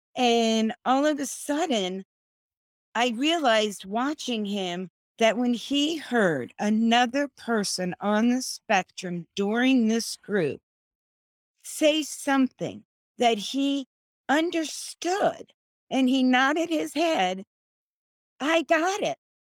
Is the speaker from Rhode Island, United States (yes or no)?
no; Florida, United States; I'm from Florida